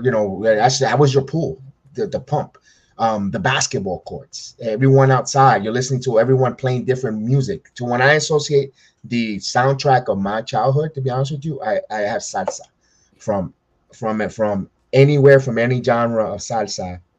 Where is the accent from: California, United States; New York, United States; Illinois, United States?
New York, United States; New York City; growing up in the Bronx